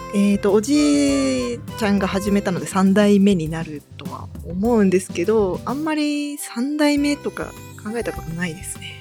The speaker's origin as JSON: {"language": "Japanese", "region": "Shizuoka", "country": "Japan", "tie": "born or raised there", "also_born_or_lived": "Tokyo", "moved": "as an adult", "said": "私も同じ静岡県出身で、東京に出た"}